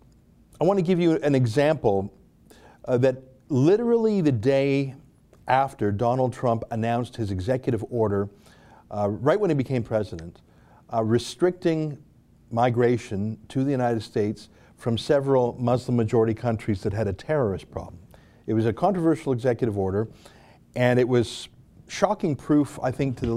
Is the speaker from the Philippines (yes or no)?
no; Canada; I'm a Canadian patriot